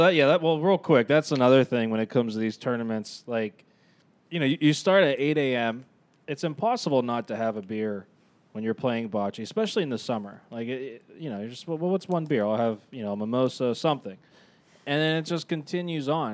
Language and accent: English; Youngstown, Ohio, United States; We grew up in Youngstown.